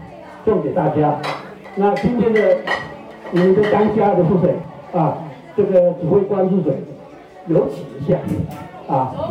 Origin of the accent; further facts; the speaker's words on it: Xiayunping, Fuxing District, Taoyuan, Taiwan; 泰雅族。我们是啊，这边土生土长的土鸟土人啊